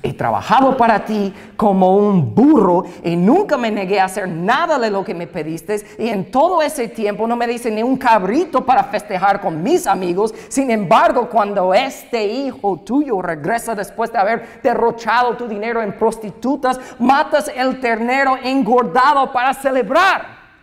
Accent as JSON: {"language": "Spanish", "country": "United States", "second_language": "Spanish", "moved": "yes", "said": "soy gringo y voy aprendiendo el idioma"}